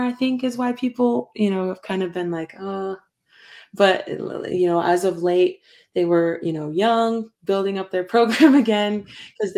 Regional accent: Pocatello, Idaho, United States; also born or lived in Montana; we're from Pocatello

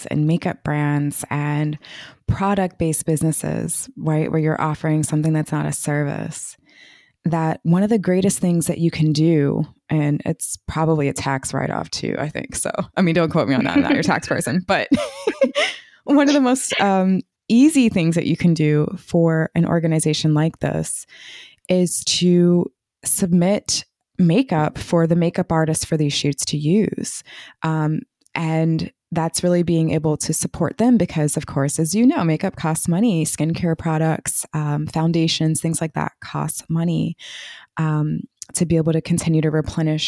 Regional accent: Washington, District of Columbia, United States; I'm from the Washington, D.C. area

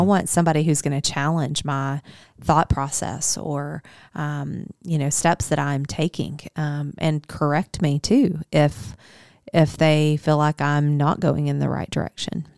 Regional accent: Higginson, Arkansas, United States; also born or lived in Searcy, Arkansas; I grew up in a little bitty town called Higginson

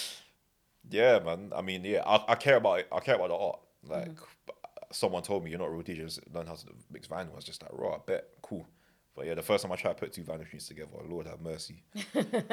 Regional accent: London, United Kingdom; I'm from Northwest, innit? And to be fair, I've not always been from North West. I was from West originally

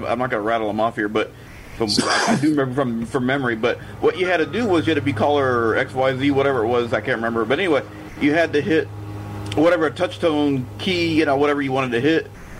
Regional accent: California, United States; back when I was growing up in California

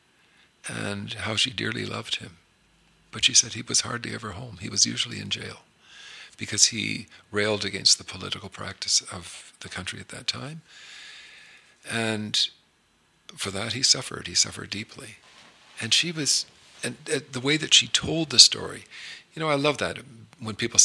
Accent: Toronto, Ontario, Canada; we grew up in Toronto

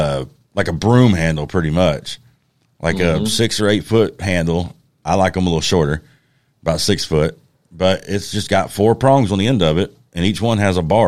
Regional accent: Georgia, United States; South Georgia.

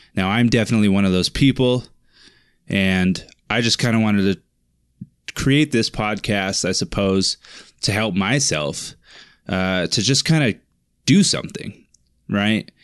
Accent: Finley, Washington, United States; grew up in Finley, Washington, a little town in Finley, Wash-, or named Finley, in the, the state of Washington.

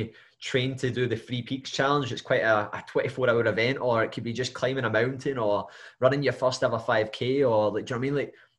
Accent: Scotland, United Kingdom; I love being Scottish

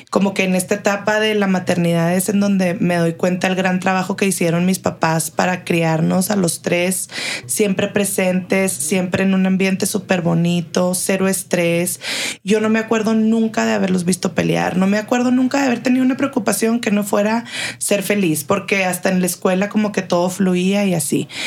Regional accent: Chihuahua, Mexico; moved away as an adult; also born or lived in Monterrey, Mexico / Boston, United States; now in El Paso, United States; nací en Chihuahua, ahí crecí mi infancia, mi pubertad y cuando cumplo 18 años empiezo la carrera en el TEC de Monterrey Campus Chihuahua, un año y medio y antes de cumplir 20 me fui a Monterrey

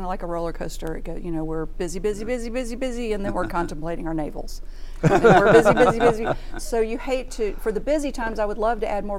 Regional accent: Missouri, United States; I'm from Missouri

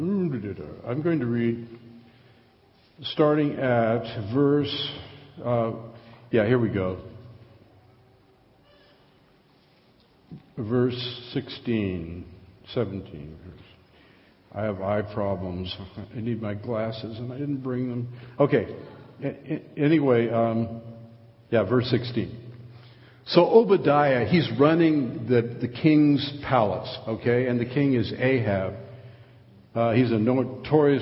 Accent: Long Beach, California, United States; moved away; I was born in Long Beach.

